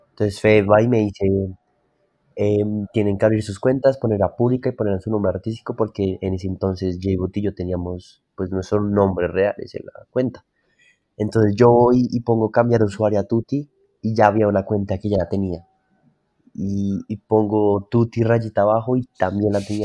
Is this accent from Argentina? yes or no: no; Bogotá, Colombia; yo nací en Bogotá, soy, de acá de Bogotá